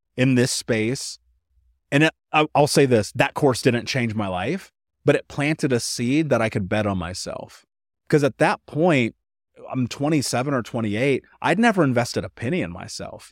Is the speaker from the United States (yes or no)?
yes; United States; I grew up in America, the greatest country in the world